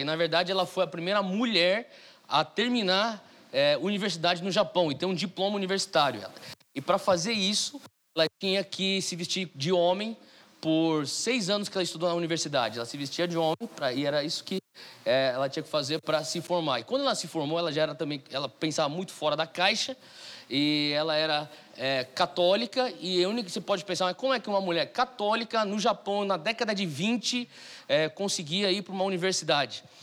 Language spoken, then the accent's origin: Portuguese; São Paulo, Brazil; moved away as an adult; eu sou de São Paulo, nascido e criado em São Paulo